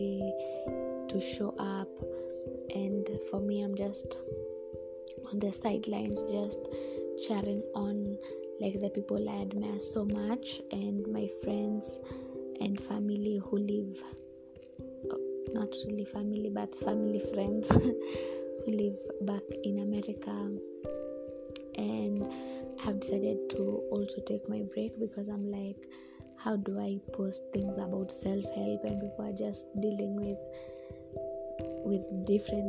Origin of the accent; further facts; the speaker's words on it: Kenya; I am a Kenyan